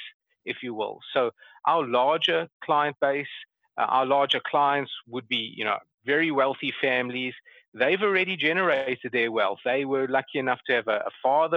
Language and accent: English; Johannesburg, Gauteng, South Africa; moved away as an adult; now in Atlanta, United States; I grew up in Johannesburg, and that's where I had my schooling, and then left South Africa in the the early 90s.